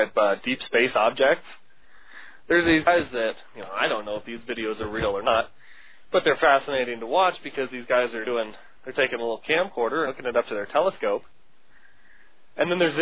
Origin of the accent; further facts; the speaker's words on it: United States; as an American